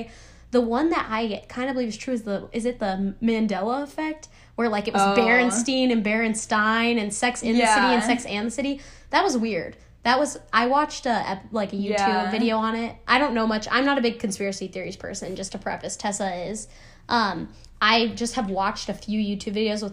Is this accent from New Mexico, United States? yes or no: yes; New Mexico, United States; moved away; I'm from New Mexico